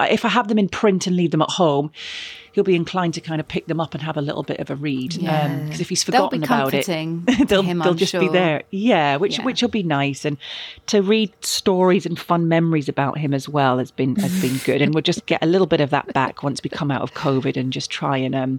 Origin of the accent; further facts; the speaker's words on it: Glasgow, Scotland, United Kingdom; And growing up in Scotland and living in and around sort of Glasgow, you had the big brick walls and other buildings, and you just used to head a ball against the brick wall.